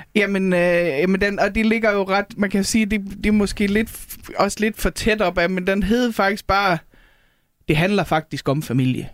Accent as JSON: {"language": "Danish", "area": "North Jutland", "region": "North Denmark Region", "country": "Denmark", "moved": "yes", "lives_now": "Copenhagen, Denmark", "said": "nordjyder, hvor jeg kommer fra"}